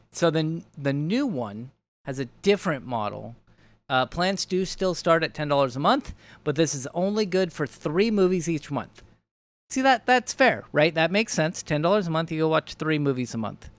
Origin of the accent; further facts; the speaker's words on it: United States; we are all American